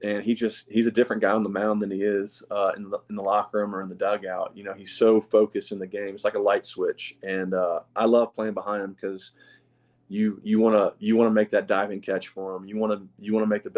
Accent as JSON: {"language": "English", "region": "the South", "country": "United States", "said": "we're two guys from the South who love to go fishing"}